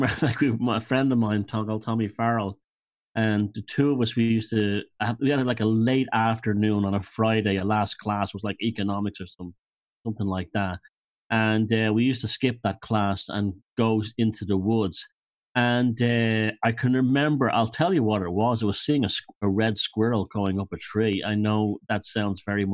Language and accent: English; Dublin, Leinster, Ireland; I'm a Dubliner myself